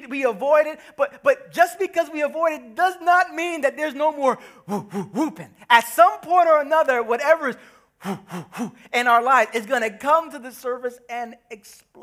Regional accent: New York City, New York, United States; I'm from Brooklyn

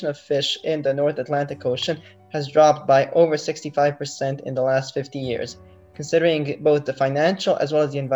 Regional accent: Bosnia & Herzegovina; moved away as an adult; now in Slovenia; I come from Bosnia. I'm currently studying in Slovenia

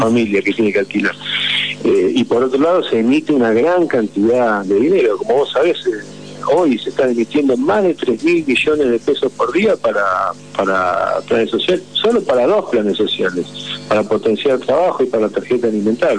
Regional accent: Argentina; somos argentinos

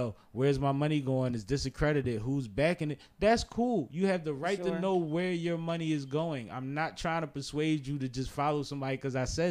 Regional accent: Philadelphia, Pennsylvania, United States; We're from Philadelphia

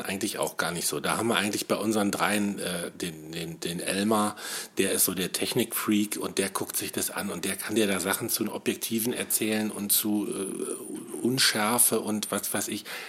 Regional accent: West Germany, Germany; moved away as an adult; now in Brandenburg, Germany; ich bin Wessi, muss ich ja sagen, obwohl ich jetzt schon seit 1999 im Osten lebe.

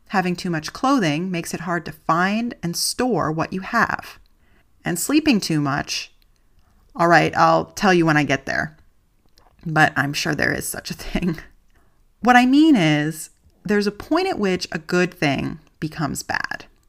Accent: United States; moved away as an adult; now in Germany; I'm an American living in Germany

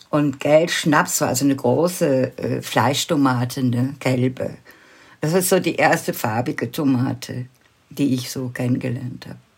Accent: Wuppertal, North Rhine-Westphalia, Germany; born there; ich bin ja in Deutschland geboren und zwar in Wuppertal. Und, aber in einem ganz kleinen Dorf am Rande der Stadt.

